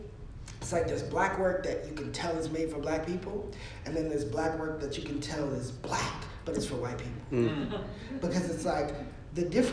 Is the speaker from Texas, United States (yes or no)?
yes; Hurst, Texas, United States; I grew up in Hearst, Texas